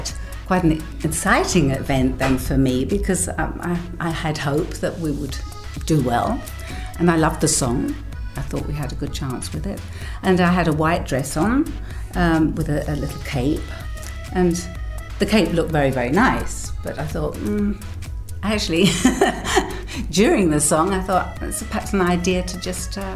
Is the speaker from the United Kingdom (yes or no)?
yes; England, United Kingdom; moved away; One is English, obviously, because I grew up in England.